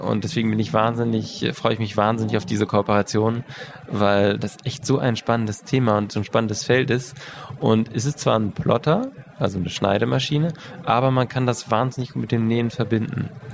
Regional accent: Switzerland; Bei uns in der Schweiz

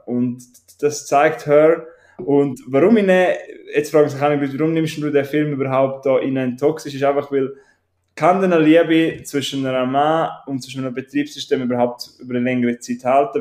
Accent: Switzerland; ich bin Schweizer

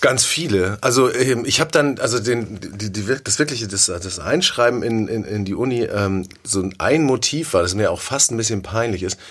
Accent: Sylt, Schleswig-Holstein, Germany; moved away as an adult; now in Hamburg, Germany; ich bin auf Sylt aufgewachsen

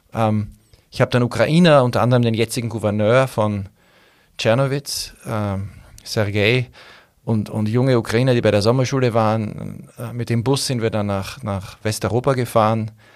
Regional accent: Austria; als Österreicher

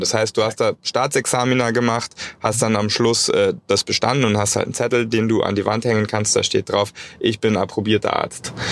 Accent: Germany; bei uns in Deutschland

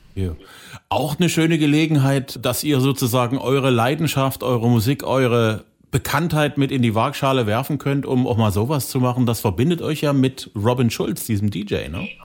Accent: Saxony, Germany; hier bei uns in Sachsen

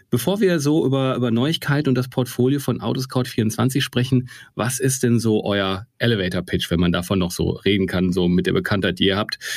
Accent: North Rhine-Westphalia, Germany; ich bin aus dem Ruhrgebiet und D&W ist irgendwie ein paar Kilometer von hier

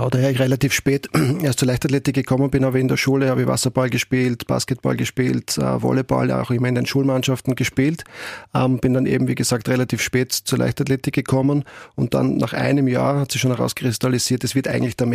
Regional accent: Graz, Styria, Austria; Also aufgewachsen bin ich ähm, in Eckenberg, bin dort auch Kindergarten gegangen, erste Klasse Volksschul

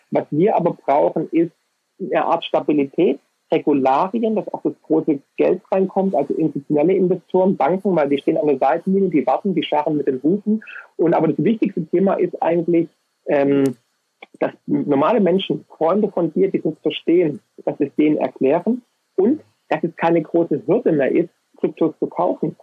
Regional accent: Swabia, Germany; als Ökonom und als Schwabe

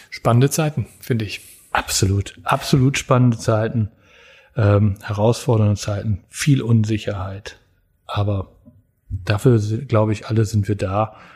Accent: Germany; dass wir als Deutsche tatsächlich so eine Disziplin haben

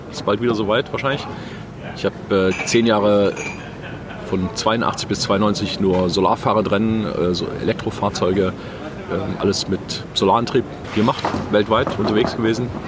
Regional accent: Stuttgart, Baden-Württemberg, Germany; Also ich komme aus Stuttgart.

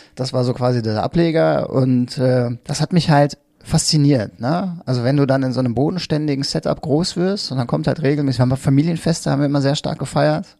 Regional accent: Mettmann, North Rhine-Westphalia, Germany; also born or lived in Hilden / Düsseldorf; now in Neuss, Germany; also zwar aufgewachsen in Mettmann, aber geboren in Hilden äh, und wohne jetzt mittlerweile seit zwölf Jahren in Neuss

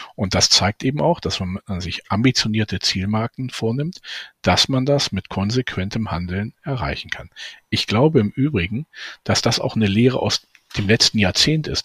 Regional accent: Braunschweig, Lower Saxony, Germany; meiner Heimatstadt Braunschweig

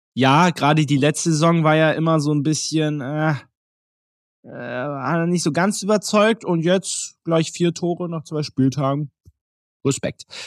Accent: Berlin, Germany; als gebürtiger Berliner

